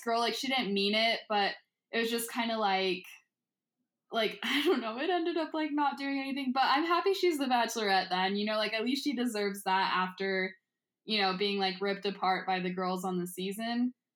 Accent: Utah, United States; growing up in Utah, like, it's mainly just white people

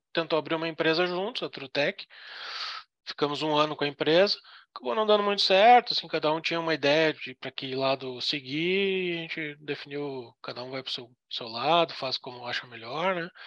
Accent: Canoas, Rio Grande do Sul, Brazil; now in Florianópolis, Brazil; eu vim morar em Floripa, que eu era, sou do Rio Grande do Sul, né, de Canoas.

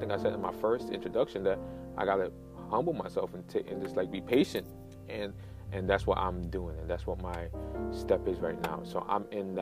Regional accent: New York, United States; also born or lived in United Kingdom / Nigeria (ancestry); being an immigrant as myself, coming here when I was 8-9 years old, I was born in the United Kingdom, coming here, living in Brooklyn, and then moved to Queens

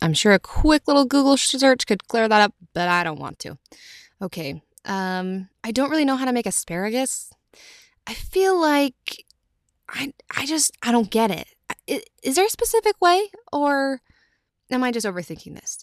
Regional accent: Utah, United States; I'm from Utah

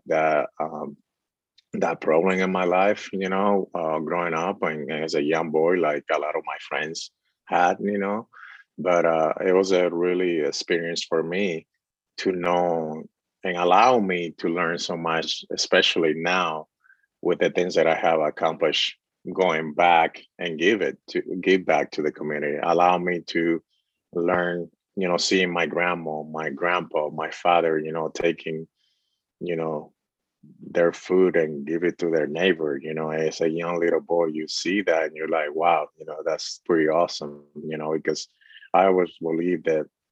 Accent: Dominican Republic; moved away; I was born and raised in the Dominican Republic

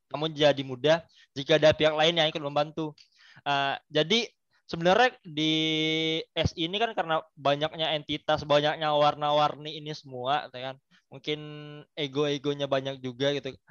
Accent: West Sumatra, Indonesia; Karena gue orang Minang mungkin gue daulinnya dengan pepatah petiti Minang.

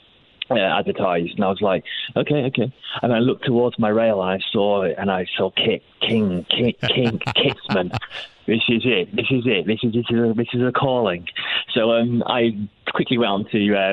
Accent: Lincoln, East Midlands, United Kingdom; in Lincoln, where I'm from

